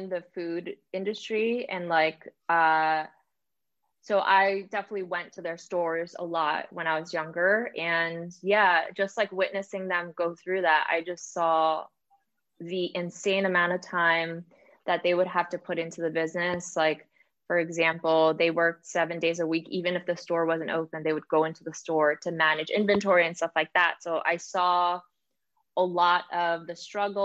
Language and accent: English; New York City, New York, United States; moved away; also born or lived in New Jersey; when I was a kid, I actually grew up in the Bronx in New York.